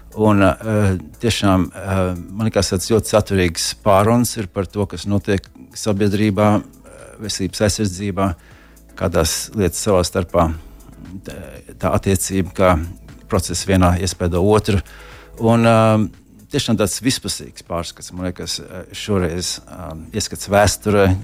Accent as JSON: {"language": "Latvian", "country": "Latvia", "also_born_or_lived": "Florida", "moved": "as an adult", "lives_now": "United States", "said": "no, no Latvijas"}